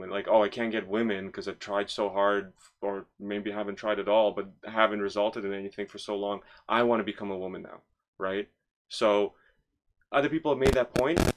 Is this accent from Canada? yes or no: yes; Toronto, Ontario, Canada; I grew up in Scarborough